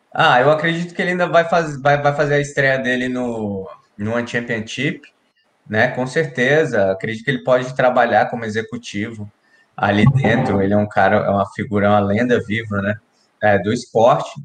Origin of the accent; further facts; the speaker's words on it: Brasília, Federal District, Brazil; da minha quebrada lá, lá do Final Norte. A gente cresceu junto ali também